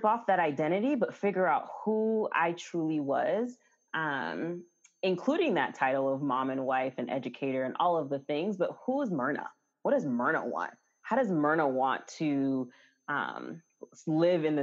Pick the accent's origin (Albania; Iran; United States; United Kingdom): United States; New York; moved away as an adult; also born or lived in Florida; now in Atlanta, United States; I was actually born and raised in New York, and went to school in Florida